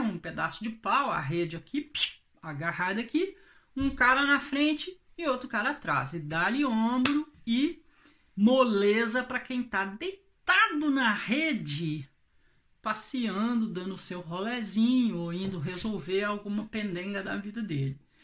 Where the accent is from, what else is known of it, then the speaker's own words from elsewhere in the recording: Minas Gerais, Brazil; moved away; como se diz lá na minha terra, em Minas Gerais